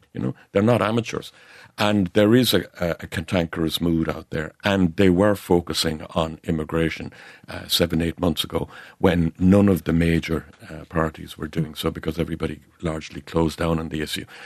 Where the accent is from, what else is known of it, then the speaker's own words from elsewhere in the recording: North Cork, Munster, Ireland; I'm from North Cork